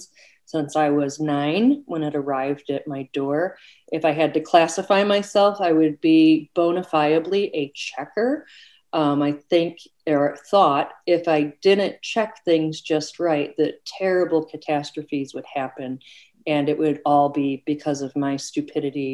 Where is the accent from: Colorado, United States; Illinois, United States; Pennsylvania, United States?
Illinois, United States; Oak Park; also born or lived in California; when I was 1 year old, my parents drove to Oak Park, Illinois. And that's really where I had my growing up years